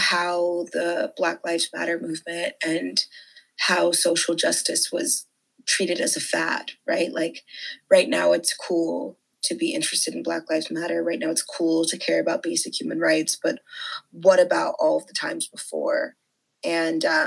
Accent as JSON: {"language": "English", "town": "Bethesda", "region": "Maryland", "country": "United States", "said": "I am from Bethesda, Maryland, but my parents immigrated from Nigeria"}